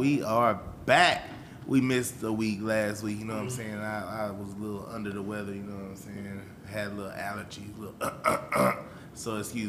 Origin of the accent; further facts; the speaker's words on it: Dallas, Texas, United States; I'm from Dallas to be specific. Oak Cliff.